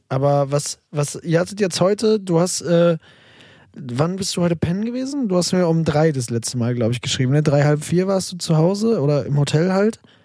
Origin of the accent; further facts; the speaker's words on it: Münster, North Rhine-Westphalia, Germany; moved away as an adult; now in Berlin, Germany; ich komme ja aus Münster und meine Eltern wohnen auch noch in Münster